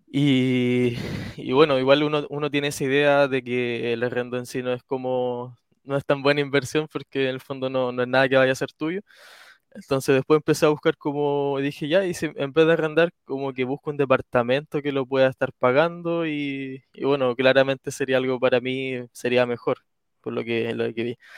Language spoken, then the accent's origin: Spanish; Talcahuano, Biobío, Chile; Soy de Talcahuano.